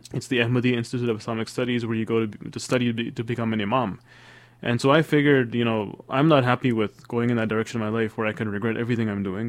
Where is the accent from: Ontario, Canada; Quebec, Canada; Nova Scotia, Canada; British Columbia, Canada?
Ontario, Canada; Toronto; moved away; also born or lived in Sierra Leone / Washington, D.C.; I was raised in Toronto, Canada. I was a year old when we moved to, from Sierra Leone to Toronto, Canada